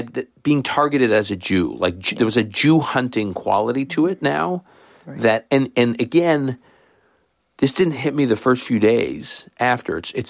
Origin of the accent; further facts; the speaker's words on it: Canada; I grew up effectively in Canada, which is a smallish country, I guess now medium-sized country.